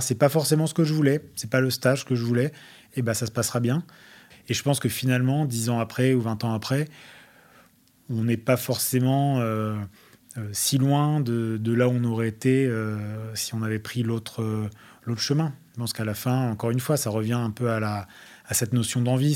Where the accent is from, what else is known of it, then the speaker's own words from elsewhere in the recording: France; accent: French; also born or lived in Australia / Wellington, New Zealand; avoir un accent français n'a jamais été, a jamais été une peine ou quoi que ce soit là-bas